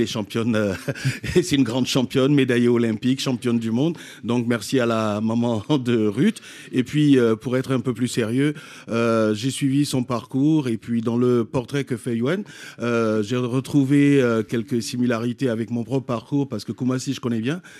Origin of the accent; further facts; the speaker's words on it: Côte d’Ivoire; je suis ivoirien